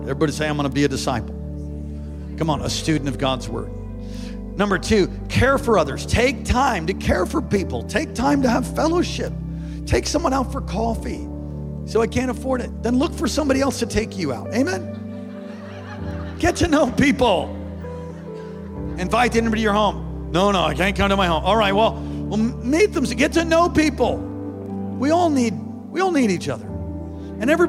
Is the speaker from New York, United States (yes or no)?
yes; New York, United States; moved away; I'm from New York originally.